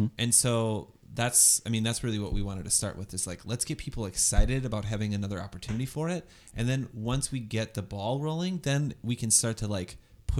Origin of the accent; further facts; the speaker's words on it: Northwest Indiana, United States; I am from Northwest Indiana, but it is an outer suburb of Chicago.